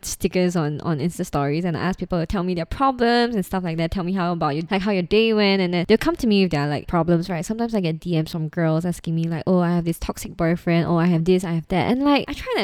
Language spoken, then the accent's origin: English; Singapore; it's safe, and I grew up here. I'm Singaporean